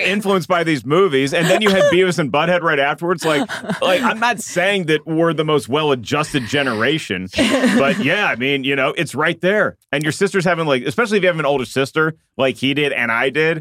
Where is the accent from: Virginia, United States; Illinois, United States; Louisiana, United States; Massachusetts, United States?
Virginia, United States; Williamsburg; I grew up in Williamsburg, Virginia.